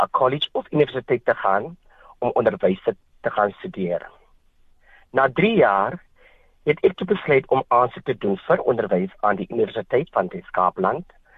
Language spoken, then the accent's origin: Afrikaans; Wellington, Western Cape, South Africa; moved away as an adult; also born or lived in Kakamas, Northern Cape; Ek het groot geword in 'n Bolandse dorp genaamd Wellington